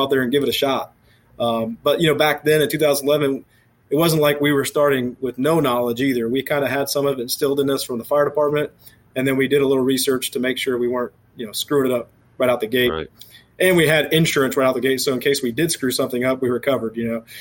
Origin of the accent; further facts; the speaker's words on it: Speedway, Indiana, United States; also born or lived in Eielson Air Force Base, Alaska; I grew up in Speedway on the west side of Indianapolis.